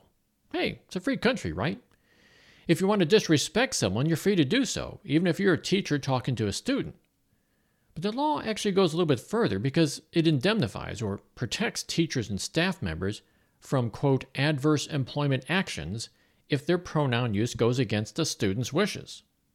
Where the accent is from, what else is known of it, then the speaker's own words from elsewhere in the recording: Kansas, United States; I mean, I could say I'm from Kansas, where the state legislature advocates for inspecting children's genitals to confirm their sexual identity.